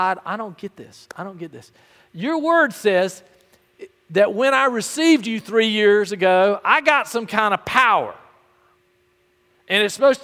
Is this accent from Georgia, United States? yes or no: yes; Albany, Georgia, United States; growing up in First Baptist Albany